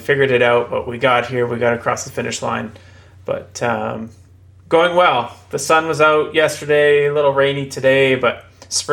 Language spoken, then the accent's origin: English; Terrace, British Columbia, Canada; also born or lived in Prince Rupert, British Columbia; I grew up in Terrace, born in Prince Rupert. I'm from the north